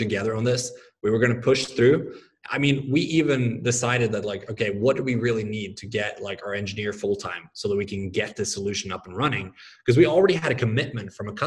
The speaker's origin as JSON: {"language": "English", "country": "Norway", "tie": "born or raised there", "also_born_or_lived": "Oklahoma", "moved": "as an adult", "said": "I grew up in Norway, lived there until I was 20. Then I moved to Oklahoma for college"}